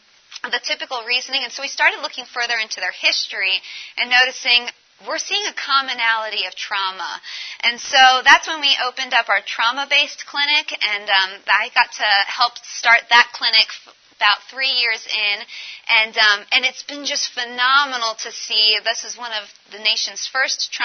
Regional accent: Colorado, United States; I'm from Colorado

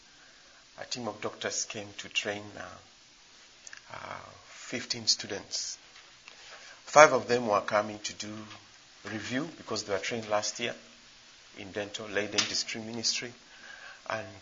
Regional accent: Kenya; moved away as an adult; now in Ghana; I'm not a Ghanaian, I'm a Kenyan working in Ghana

